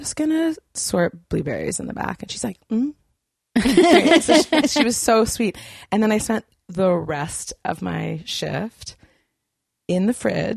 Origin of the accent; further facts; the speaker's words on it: Okanagan, British Columbia, Canada; I grew up in Okanagan